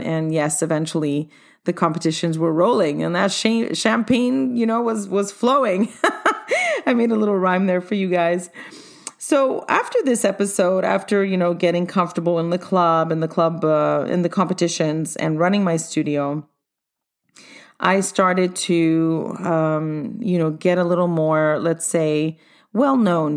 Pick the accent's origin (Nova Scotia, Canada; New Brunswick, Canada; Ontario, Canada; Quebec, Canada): Quebec, Canada; Montreal; also born or lived in London, England / Cyprus (ancestry); Came to Canada at age four and have stayed here in Montreal since then